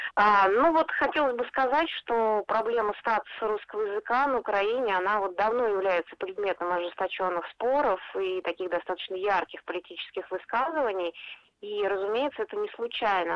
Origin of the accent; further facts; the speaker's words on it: Moscow, Russia; я из Москвы